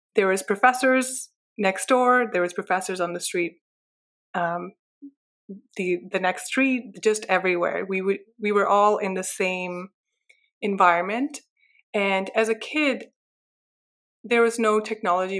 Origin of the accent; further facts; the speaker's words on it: Pakistan; now in Canada; I was raised in Pakistan